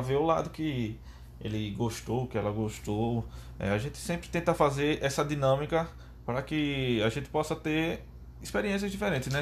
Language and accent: Portuguese; Maceió, Alagoas, Brazil; sou natural de Maceió, Alagoas, o paraíso das águas